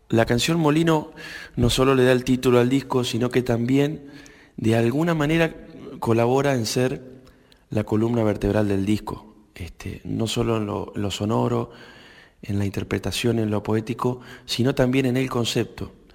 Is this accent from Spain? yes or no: no; Urdampilleta, Buenos Aires Province, Argentina; de unos amigos hacheros de, de Urdampilleta, de mi pueblo